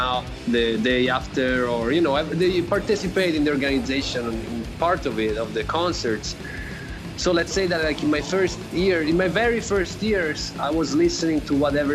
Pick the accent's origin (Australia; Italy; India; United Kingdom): Italy; Florence, Tuscany; moved away; I'm from Florence, Italy